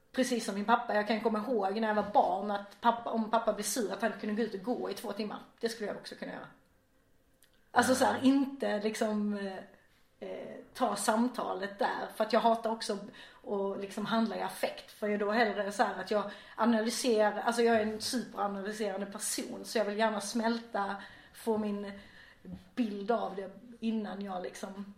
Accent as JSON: {"language": "Swedish", "town": "Vejbystrand", "region": "Skåne", "country": "Sweden", "tie": "born or raised there", "also_born_or_lived": "Gothenburg / Norway", "moved": "as an adult", "lives_now": "Malmö, Sweden", "said": "Jag är uppväxt i Vejbystrand som ligger i nordvästra Skåne."}